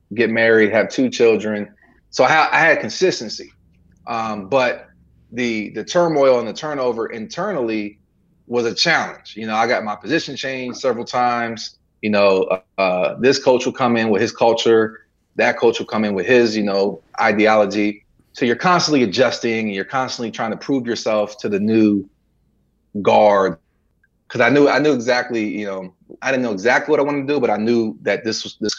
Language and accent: English; Coatesville, Pennsylvania, United States; moved away as an adult; also born or lived in Lancaster, Pennsylvania; now in Southern United States; born in Lancaster, grew up in Coatesville, and been in the South since for about the last 15 years